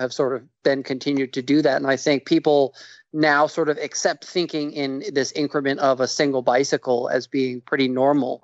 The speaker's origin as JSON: {"language": "English", "region": "New York", "country": "United States", "moved": "yes", "said": "I'm from New York originally"}